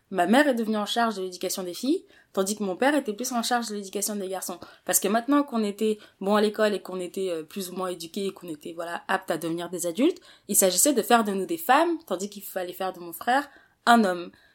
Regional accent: Paris, Île-de-France, France; Je suis née, j'ai grandi à Paris

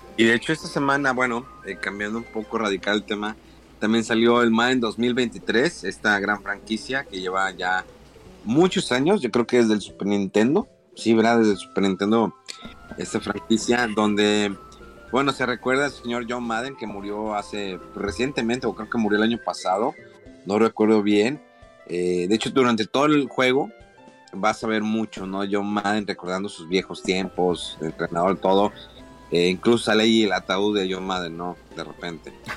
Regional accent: Monterrey, Nuevo León, Mexico; moved away; si soy de Monterrey

